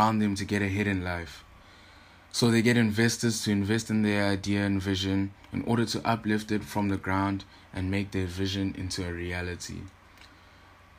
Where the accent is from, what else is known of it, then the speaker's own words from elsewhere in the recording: Durban, KwaZulu-Natal, South Africa; I am from Durban, KwaZulu-Natal